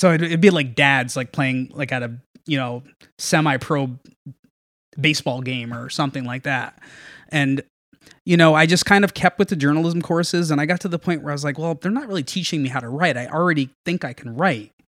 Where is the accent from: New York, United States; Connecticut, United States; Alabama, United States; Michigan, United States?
Connecticut, United States; Norwalk; I grew up in Norwalk. Uh, born and raised, I still live in Norwalk